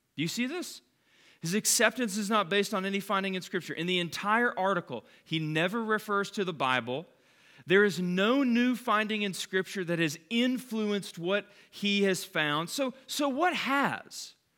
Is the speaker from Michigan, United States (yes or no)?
no; Calhoun, Georgia, United States; when I grew up in Calhoun, we lived on this road called McDaniel Station